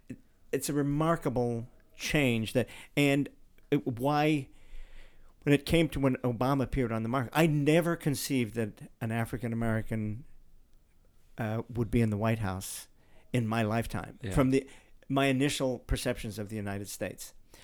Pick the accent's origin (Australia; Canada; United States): Australia; But then I'm from Australia.